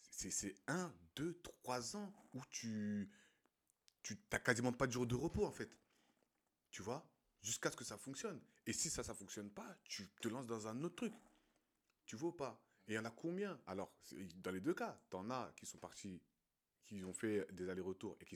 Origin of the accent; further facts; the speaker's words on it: Côte d’Ivoire; Du, moins de ce que j'ai vu euh, chez moi en Côte d'Ivoire